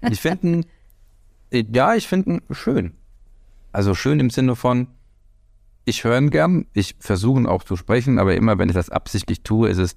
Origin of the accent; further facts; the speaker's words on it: Hesse, Germany; accent: Hessian; Der fränkische und auch äh, der sächsische Dialekt oder das Hessische, weil ich habe ja eigentlich einen hessischen Dialekt